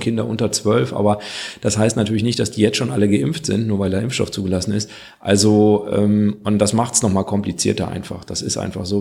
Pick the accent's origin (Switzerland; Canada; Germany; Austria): Germany; Kreis Viersen, North Rhine-Westphalia; ich komme ja aus dem Kreis Viersen